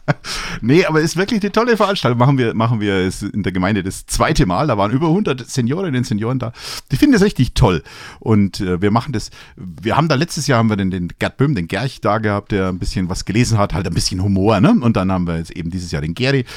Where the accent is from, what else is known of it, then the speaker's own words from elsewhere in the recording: Franconia / Upper Palatinate, Bavaria, Germany; wir vielleicht als, als Franken, als Oberpfälzer